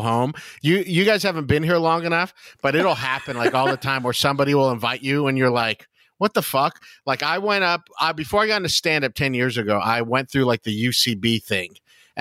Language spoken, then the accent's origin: English; West Covina, California, United States; now in Los Angeles, United States; I'm from West Covina, which is a suburb of Los Angeles.